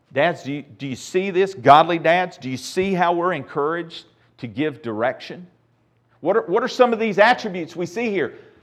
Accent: United States

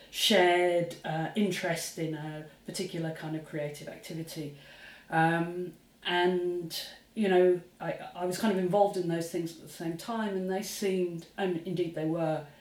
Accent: Luton, East of England, United Kingdom; as a teenager, growing up in Luton, Bedfordshire, you know, about 35 miles north of London

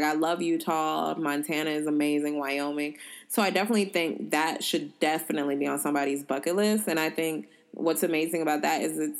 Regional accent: Uganda; So I'm from Uganda, which is the source of the Nile.

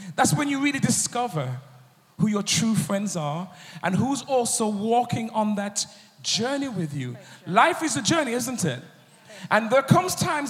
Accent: United Kingdom; I'm a producer from the United Kingdom.

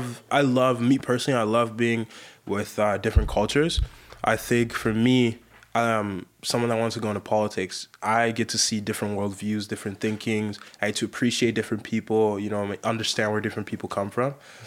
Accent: Sierra Leone; English is a second language; moved away; I came from Sierra Leone.

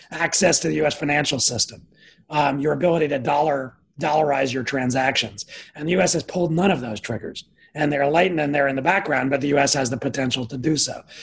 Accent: United States; also born or lived in Midwest / Washington; as an American, I'm biased about this.

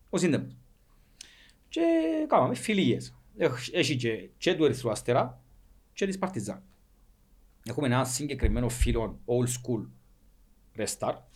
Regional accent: Cyprus; Εμείς είμαστε από την Κύπρο. Ήρθαμε για παιχνίδι.

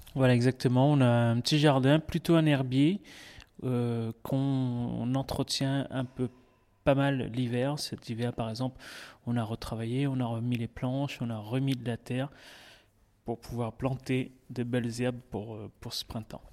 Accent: Réunion; now in Bagnols, France; je suis originaire de l'île de la Réunion, comme vous avez dit, et puis euh, je suis parti de, là-bas. Maintenant, ça fait 14 ans

